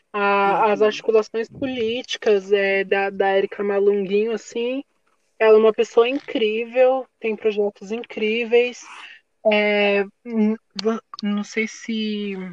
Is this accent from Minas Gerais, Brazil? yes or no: yes; Minas Gerais, Brazil; now in Peruíbe, Brazil; sou de Minas, então, moro aqui em Peruíbe, no litoral sul.